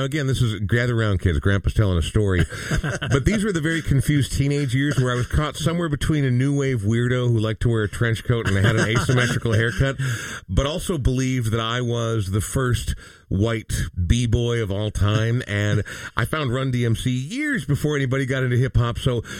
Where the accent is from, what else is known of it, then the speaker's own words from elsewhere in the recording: Coon Rapids, Minnesota, United States; moved away as an adult; I grew up from fourth grade till I graduated high school and hit the ground running out of Coon Rapids. I grew up on University Avenue, less than a block away from University Avenue, the dividing line between Coon Rapids and Blaine.